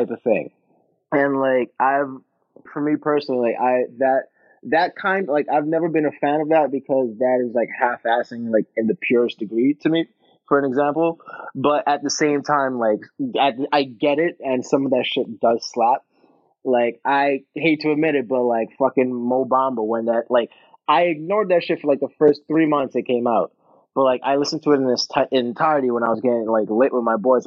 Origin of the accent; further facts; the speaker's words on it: New York City, New York, United States; I'm from the South Bronx, you know, birthplace of hip hop, home of the Yankees.